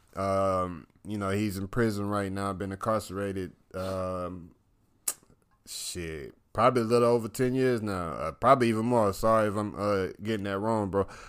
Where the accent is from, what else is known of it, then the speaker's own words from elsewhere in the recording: the South, United States; I'm from the South